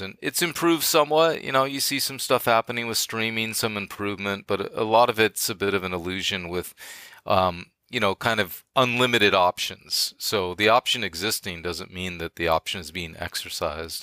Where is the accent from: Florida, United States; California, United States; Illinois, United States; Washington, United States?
California, United States; Bay Area; moved away as an adult; I'm from the Bay Area